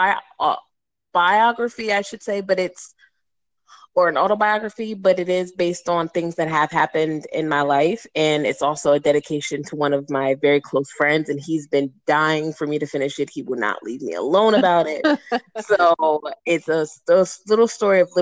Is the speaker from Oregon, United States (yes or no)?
no; Harrisburg, Pennsylvania, United States; I am from Harrisburg, Pennsylvania